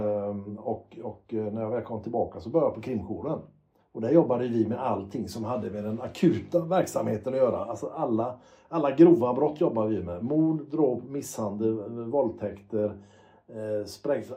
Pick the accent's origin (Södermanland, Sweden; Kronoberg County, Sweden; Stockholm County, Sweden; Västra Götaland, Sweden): Västra Götaland, Sweden; Gothenburg; när jag växte upp i Göteborg